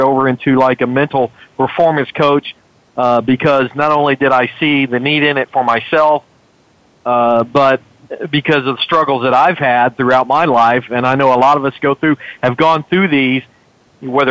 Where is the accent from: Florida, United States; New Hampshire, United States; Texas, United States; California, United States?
Texas, United States; McAllen; my hometown, McAllen, Texas, when I was growing up